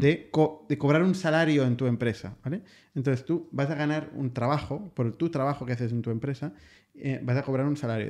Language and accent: Spanish; Spain; en España, que nos hinchamos nos hablamos tanto de nuestro modelo, nuestra sanidad